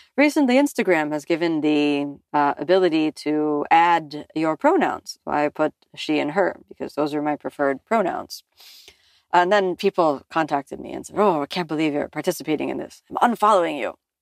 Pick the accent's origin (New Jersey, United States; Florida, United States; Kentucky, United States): Florida, United States; Miami; I come from Miami in the U S